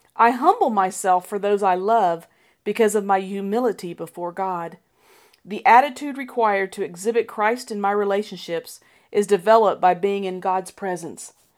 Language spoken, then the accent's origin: English; Colorado, United States; As a child growing up in Colorado